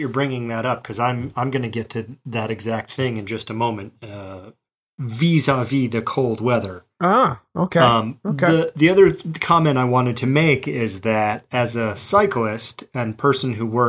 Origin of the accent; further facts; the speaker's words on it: Mobile, Alabama, United States; now in Boston, United States; You know, I came to Boston from Mobile, Alabama, so I was ill-equipped very certainly, and I was also ill-informed.